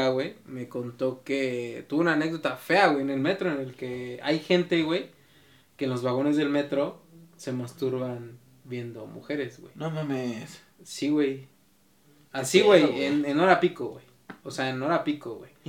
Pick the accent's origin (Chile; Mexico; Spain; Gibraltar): Mexico; Mexico City; nosotros somos de la Ciudad de México